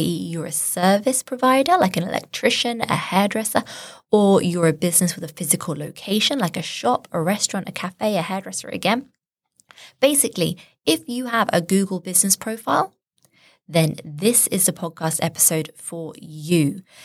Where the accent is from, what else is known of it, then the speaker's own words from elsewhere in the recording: Shropshire, West Midlands, United Kingdom; I'm from Shropshire